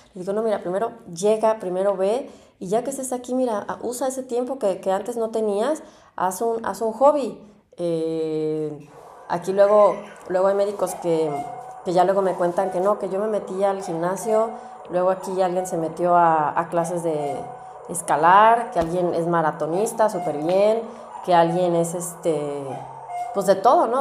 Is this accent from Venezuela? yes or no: no; Mexico; moved away as an adult; now in Germany